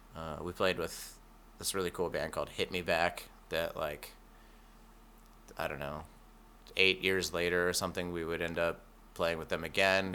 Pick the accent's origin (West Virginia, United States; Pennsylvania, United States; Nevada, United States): Nevada, United States; Reno; also born or lived in Tennessee; now in Medford, United States; I grew up in Reno.